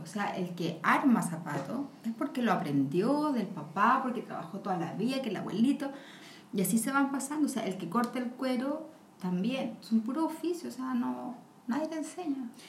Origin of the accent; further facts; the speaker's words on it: Chile; somos latinos